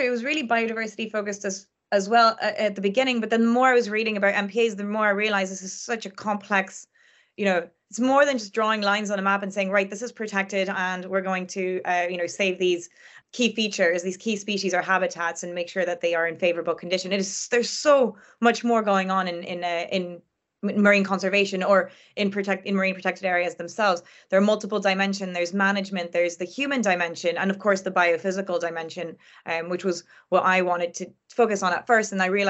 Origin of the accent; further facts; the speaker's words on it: France; not all of them are protected like the one that I grew up next to in France